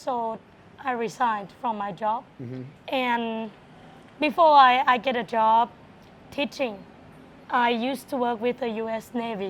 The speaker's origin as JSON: {"language": "English", "country": "Thailand", "second_language": "English", "moved": "as an adult", "lives_now": "Pattaya, Thailand", "said": "I'm from Pattimbuli province. Pattimbuli province is very close to Nakhon Ratchasima, or we call Korat."}